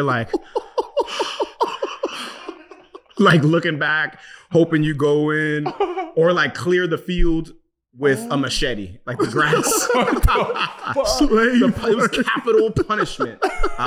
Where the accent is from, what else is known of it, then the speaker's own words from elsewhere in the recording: New York City, New York, United States; also born or lived in Nigeria; I was young and I grew up in the South Bronx